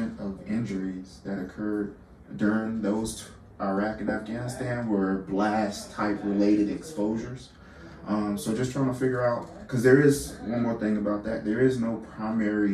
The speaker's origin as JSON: {"language": "English", "town": "LaGrange", "region": "Georgia", "country": "United States", "said": "I'm originally from LaGrange, Georgia. So about an hour south of Atlanta."}